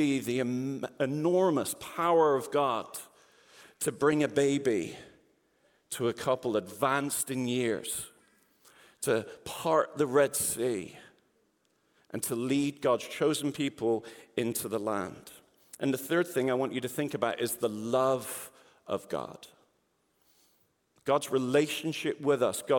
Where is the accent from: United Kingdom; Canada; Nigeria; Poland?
United Kingdom; England; now in Peoria, United States; As you can tell, I'm not from the Peoria area. I'm originally from England. So if you wonder why I speak like this, I can say I was born like this